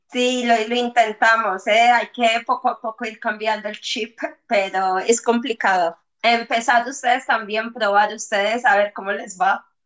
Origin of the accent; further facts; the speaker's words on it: Colombia; Bueno, pues yo soy una colombiana que he viajado mucho, he vivido en muchas ciudades, en muchos sitios